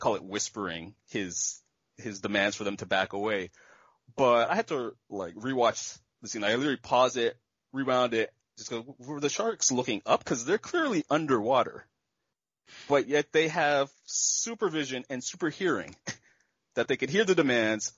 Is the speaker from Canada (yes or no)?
yes; Canada; me being Canadian